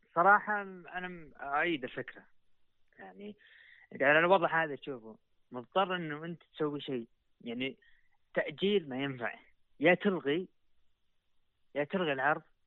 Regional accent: Saudi Arabia; عندنا في السعودية

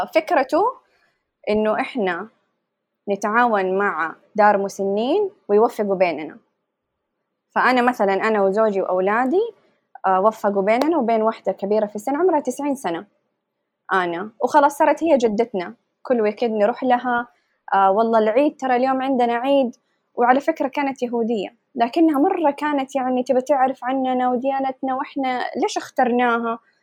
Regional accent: Saudi Arabia; moved away as an adult; now in Pittsburgh, United States; إحنا فريق سعودي

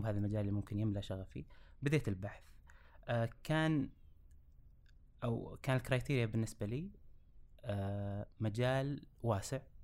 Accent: Riyadh, Riyadh Province, Saudi Arabia; درست كامل حياتي في مدينة الرياض

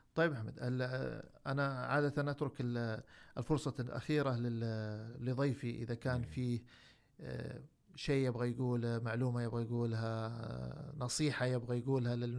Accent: Saudi Arabia; عندنا في السعوديه

